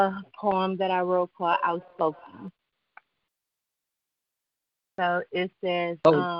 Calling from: Waldorf, Maryland, United States; I'm calling from Waldorf, Maryland.

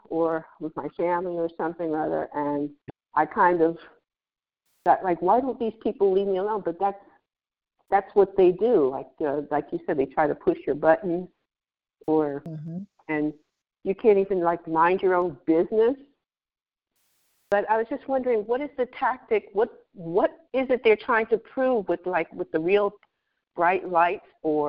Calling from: Pennsylvania, United States; I'm in Pennsylvania. I'm calling from Pennsylvania.

